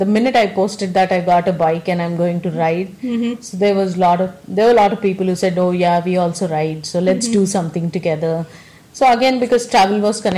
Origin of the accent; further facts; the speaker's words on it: South India, India; I come from South India